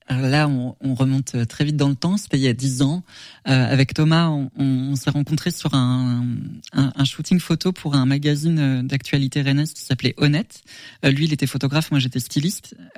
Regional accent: Sologne, Centre-Val de Loire, France; j'ai grandi en Sologne, j'ai eu beaucoup de taxidermie en décoration à la maison quand j'étais petit

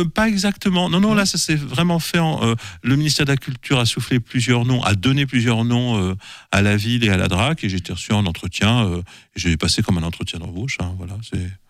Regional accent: Paris, Île-de-France, France; also born or lived in Saint-Sylvain-d'Anjou; je suis parisien pur jus

